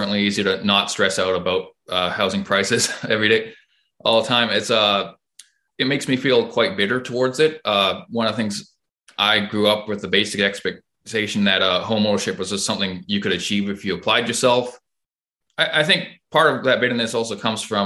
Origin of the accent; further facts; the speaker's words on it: Hamilton, Ontario, Canada; I'm from Hamilton, Ontario, and I'm 27